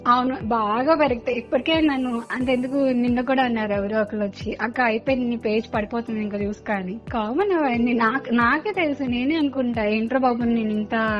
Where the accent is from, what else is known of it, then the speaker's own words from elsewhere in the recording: Vijayawada, Andhra Pradesh, India; నేను విజయవాడ నుంచి పుట్టింది పెరిగింది మొత్తం ఇక్కడే బట్ మా పేరెంట్స్ ది విజయనగరం